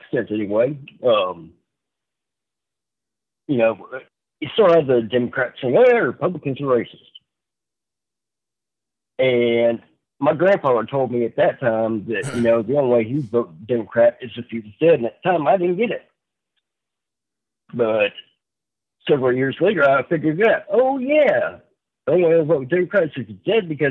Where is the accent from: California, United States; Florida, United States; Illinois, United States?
Illinois, United States; moved away as an adult; I am from Illinois originally, and I couldn't be happier that I moved out when I did in 2017